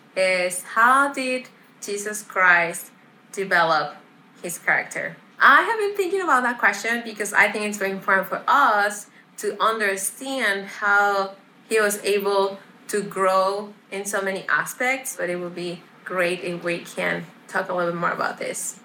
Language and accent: English; Puebla, Mexico; I am from Mexico, from the city of Puebla.